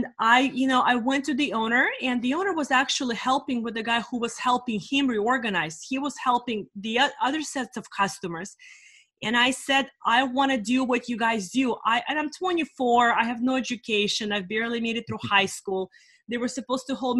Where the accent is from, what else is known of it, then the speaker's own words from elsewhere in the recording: California, United States; also born or lived in Russia; I'm in California for the last 30 years